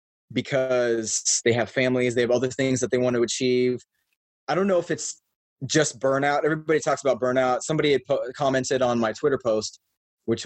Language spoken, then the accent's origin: English; Shawnee, Kansas, United States; I grew up in Kansas in a city called Shawnee. It's a suburb of Kansas City.